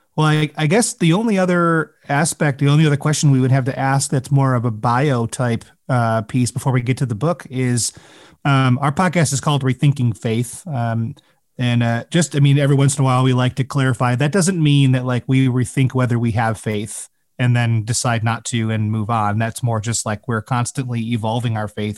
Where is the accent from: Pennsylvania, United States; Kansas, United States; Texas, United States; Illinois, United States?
Illinois, United States; Chicago; growing up in the Chicago area